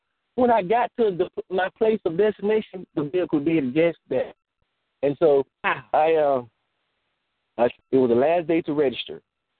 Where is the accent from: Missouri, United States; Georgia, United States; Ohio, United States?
Georgia, United States; Look, I came from Georgia. I can't go back because I did so much, I kind of burnt my bridges. I can't go back. I don't have nowhere to go back to.